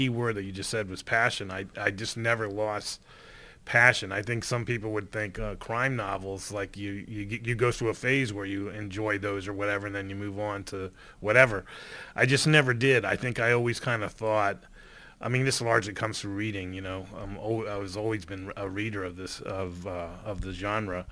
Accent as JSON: {"language": "English", "town": "Fort Lauderdale", "region": "Florida", "country": "United States", "tie": "born or raised there", "moved": "as an adult", "lives_now": "Los Angeles, United States", "said": "when I was in Fort Lauderdale working for my hometown paper"}